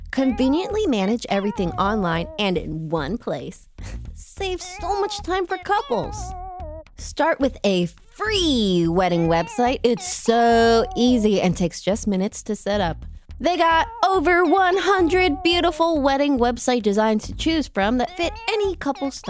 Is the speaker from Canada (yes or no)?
yes; Canada; However, I could also receive a degree at home in Canada at a university in a much larger city.